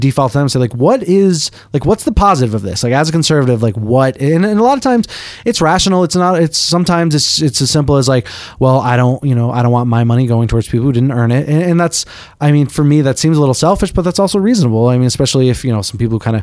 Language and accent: English; Boston, Massachusetts, United States; I'm from Boston